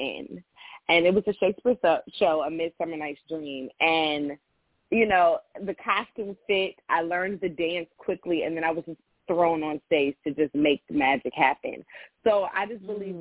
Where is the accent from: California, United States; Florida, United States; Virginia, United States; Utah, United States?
Virginia, United States; Richmond; now in West Coast, United States; Growing up, I'm from Richmond, Virginia.